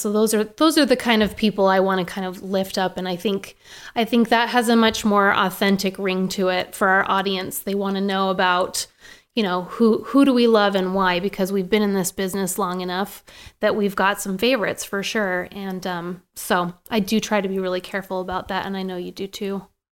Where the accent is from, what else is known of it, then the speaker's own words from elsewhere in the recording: Maine, United States; now in Boise, United States; I grew up in Maine